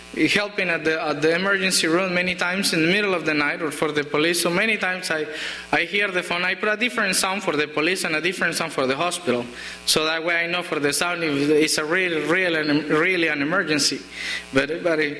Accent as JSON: {"language": "English", "country": "Colombia", "second_language": "English", "moved": "yes", "said": "in my country, we don't get letters too much. We don't use it most of the times because they get stolen on the way. It's not a federal felony back in Colombia."}